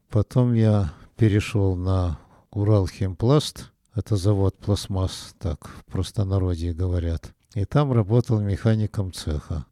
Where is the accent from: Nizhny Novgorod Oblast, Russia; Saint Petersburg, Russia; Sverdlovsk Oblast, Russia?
Sverdlovsk Oblast, Russia; Nizhny Tagil; Жили мы в землянке в городе Нижнем Тагиле